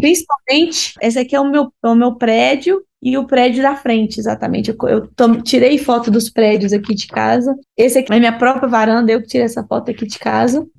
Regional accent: Brazil; moved away as an adult; now in Barcelona, Spain; nós, né, somos brasileiros

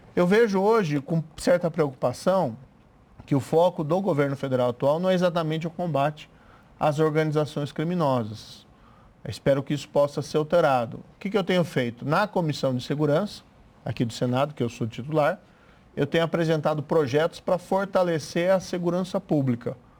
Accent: interior of Paraná, Brazil; sou do interior do Paraná

